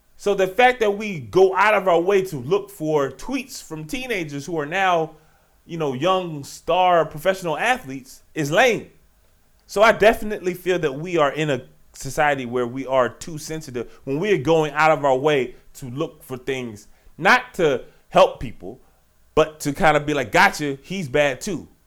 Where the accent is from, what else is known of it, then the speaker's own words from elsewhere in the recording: Richmond, Virginia, United States; Petersburg, my home state. Right outside Richmond, my hometown city